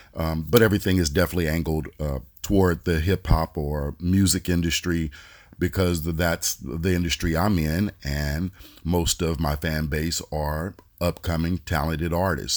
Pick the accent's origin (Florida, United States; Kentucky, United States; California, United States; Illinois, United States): California, United States; Oakland; I'm from the Bay Area, uh, from Oakland.